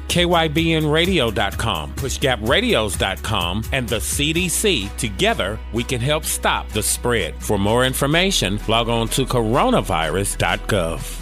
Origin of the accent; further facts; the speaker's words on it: Gary, Indiana, United States; I'm from Gary, Indiana